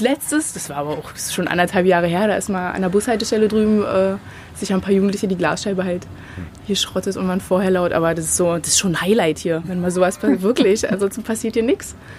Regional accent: Potsdam, Brandenburg, Germany; bin in Potsdam geboren und aufgewachsen

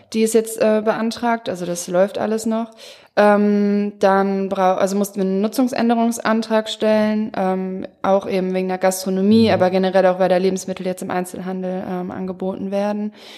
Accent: Mülheim, Germany; bei uns in Mülheim

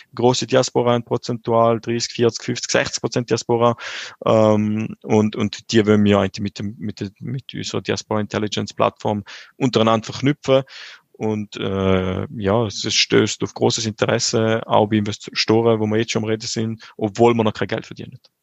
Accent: St. Gallen, Switzerland; ich bin vor 32 Jahren in St. Gallen auf die Welt gekommen

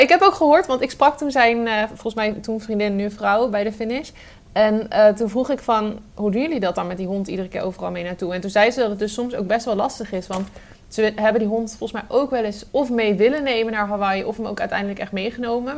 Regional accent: Arnhem, Gelderland, Netherlands; als Arnhemmer

